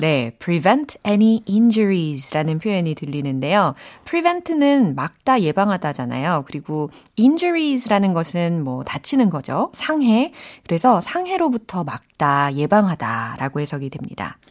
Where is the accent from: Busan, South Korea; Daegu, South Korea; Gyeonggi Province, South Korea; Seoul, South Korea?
Seoul, South Korea; 저의 고향은 사울입니다